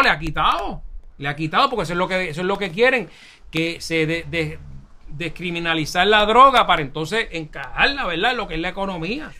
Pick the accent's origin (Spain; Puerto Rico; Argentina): Puerto Rico